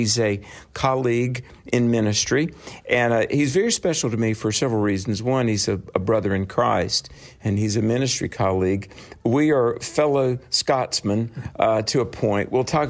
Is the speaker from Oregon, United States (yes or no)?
no; North Carolina, United States; North Carolina, which is my home state